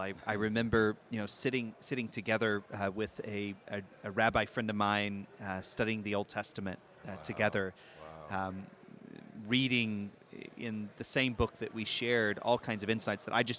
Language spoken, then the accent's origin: English; the South, United States; I think like lots of Christians growing up in the South and in the United States, I had a good feeling about Israel. You know, I grew up in a church that taught the Bible.